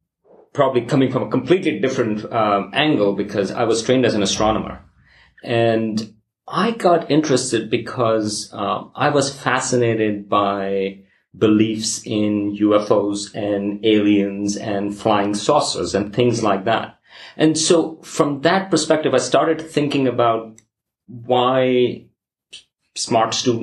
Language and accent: English; Pakistan; moved away; I'm originally from Pakistan